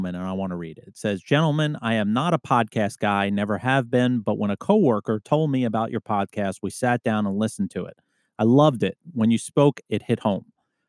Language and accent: English; Alaska, United States; An opportunity opened up in my hometown in Alaska, and I jumped on it.